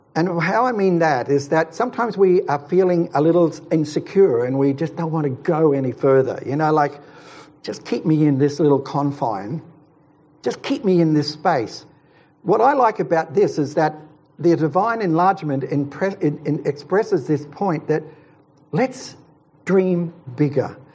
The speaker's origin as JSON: {"language": "English", "region": "Queensland", "country": "Australia", "also_born_or_lived": "Ulladulla, New South Wales", "moved": "yes", "said": "I'm a Queenslander, but I lived in New South Wales for a while, it was at Ulladulla."}